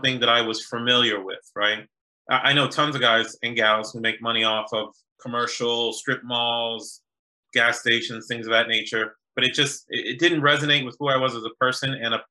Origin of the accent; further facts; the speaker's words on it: Boston, Massachusetts, United States; also born or lived in New York / Haiti (family) / University of Virginia; now in Washington, D.C., United States; I was born in New York, raised in Boston, live in DC now by way of University of Virginia